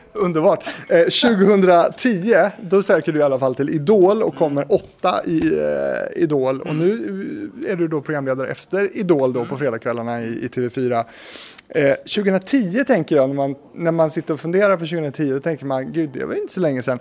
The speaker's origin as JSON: {"language": "Swedish", "town": "Stenungsund", "region": "Västra Götaland", "country": "Sweden", "said": "Jag är ju från Stenungsund"}